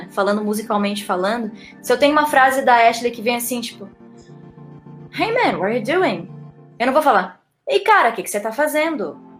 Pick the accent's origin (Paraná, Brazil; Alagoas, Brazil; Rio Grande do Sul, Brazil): Rio Grande do Sul, Brazil; accent: neutral; also born or lived in Salvador; now in São Paulo, Brazil; tenho um, um, sotaque neutro, né, que se chamaria neutro. Apesar de eu ter nascido em Salvador, eu me criei no Rio Grande do Sul e eu moro em São Paulo.